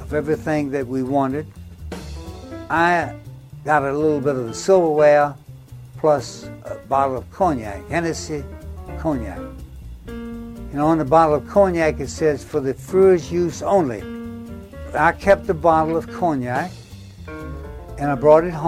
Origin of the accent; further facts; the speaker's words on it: Norfolk, Virginia, United States; I was born in Norfolk, Virginia, June the 13th